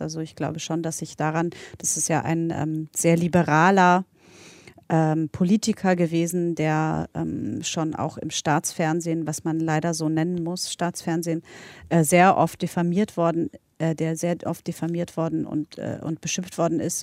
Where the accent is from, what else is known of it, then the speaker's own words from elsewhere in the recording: Berlin, Germany; also born or lived in Poland; ich bin ja in, in Polen geboren, in Berlin aufgewachsen, in West-Berlin